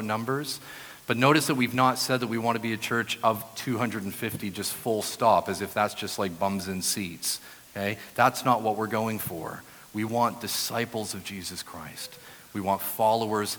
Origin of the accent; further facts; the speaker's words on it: New Brunswick, Canada; moved away as an adult; also born or lived in Brighton, England; now in Ottawa, Canada; I grew up in New Brunswick, but then moved to Brighton to study my postgraduate degree